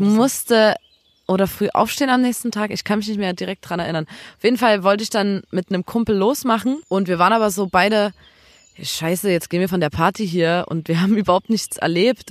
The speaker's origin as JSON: {"language": "German", "town": "Chemnitz", "region": "Saxony", "country": "Germany", "said": "bei uns in Chemnitz"}